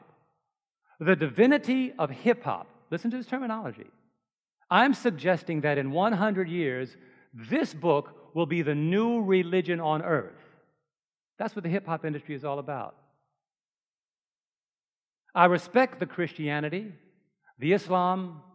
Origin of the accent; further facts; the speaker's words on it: New York, United States; I'm from New York